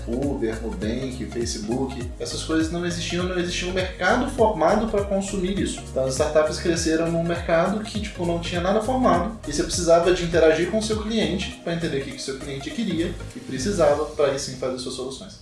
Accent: Carangola, Minas Gerais, Brazil; now in São Paulo, Brazil; Sou mineiro, venho de uma cidade que chama Carangola

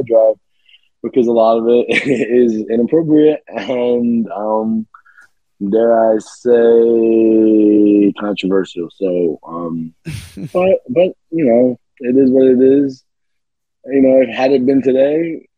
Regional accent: New York City, New York, United States; I'm from Staten Island

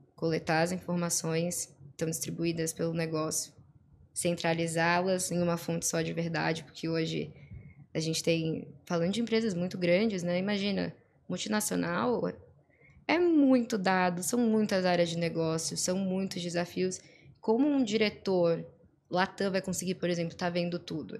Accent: Florianópolis, Santa Catarina, Brazil; eu sou aqui de Floripa, nascida, e criada

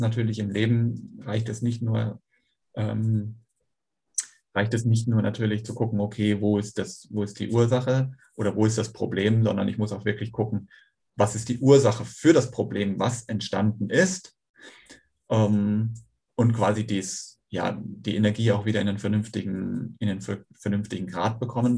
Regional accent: North Sea coast, Germany; also born or lived in Schweinfurt; now in Kiel, Germany; bin dann aber an der Nordseeküste aufgewachsen

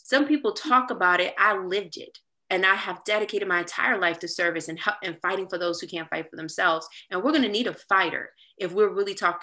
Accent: Petersburg, Virginia, United States; And that's where I'm from

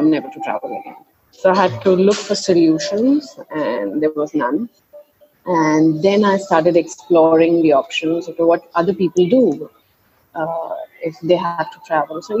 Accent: Agra, Uttar Pradesh, India; now in Delhi, India; I was born and brought up in Agra

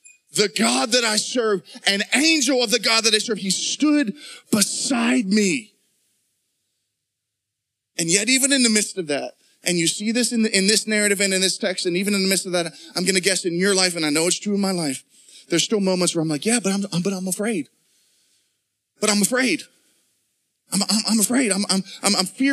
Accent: Pittsburgh, Pennsylvania, United States; moved away; When I was a junior high kid growing up, I was living in Pittsburgh at the time. We grew up in Pittsburgh

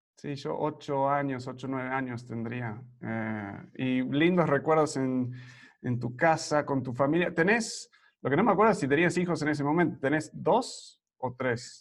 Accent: Argentina; moved away; yo me crié en Argentina

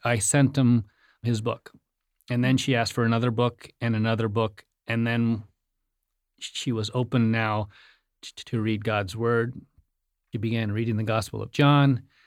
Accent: India; moved away; I was born in India

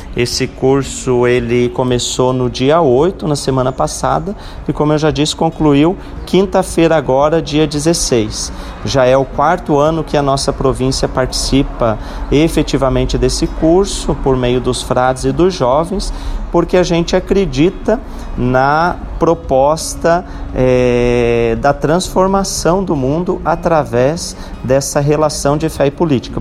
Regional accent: Lages, Santa Catarina, Brazil; da bonita cidade de Lages, né? A minha cidade natal também

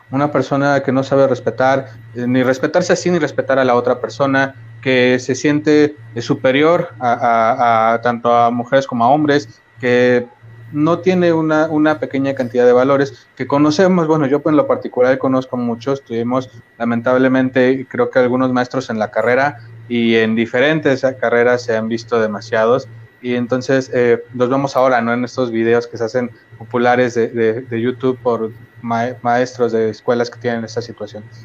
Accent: Mexico; como mexicanos

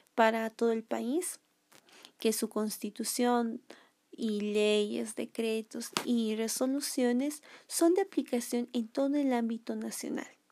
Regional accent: Bolivia; nosotros los bolivianos

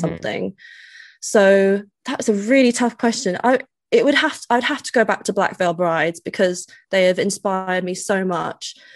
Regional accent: United Kingdom; accent: posh; they say I have a posh accent

